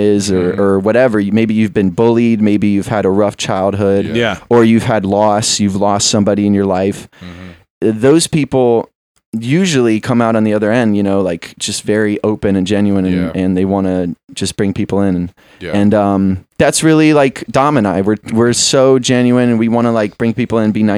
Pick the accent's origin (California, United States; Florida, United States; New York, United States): Florida, United States; West Palm Beach; moved away as an adult; now in Philadelphia, United States; I was born and raised in West Palm Beach, Florida